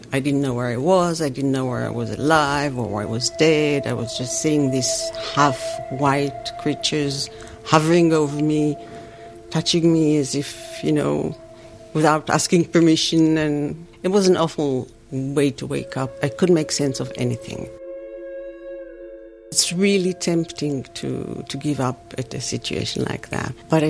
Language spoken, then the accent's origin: English; Jerusalem, Jerusalem District, Israel; now in New York, United States; I was born in Jerusalem and grew up there.